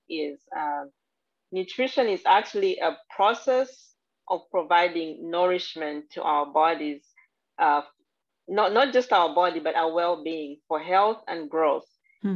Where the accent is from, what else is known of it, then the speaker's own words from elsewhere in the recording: Zambia; now in United States; I'm actually originally from Zambia, Central Africa